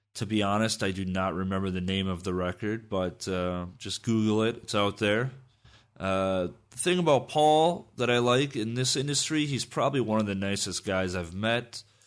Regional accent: Minneapolis, Minnesota, United States; I'm from Minneapolis

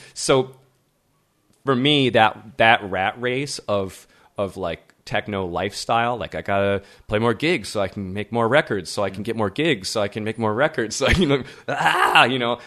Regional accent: Midwest, United States; moved away; also born or lived in Berlin; as an American

